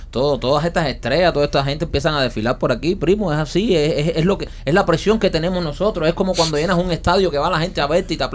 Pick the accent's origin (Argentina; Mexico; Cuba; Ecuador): Cuba; como cubano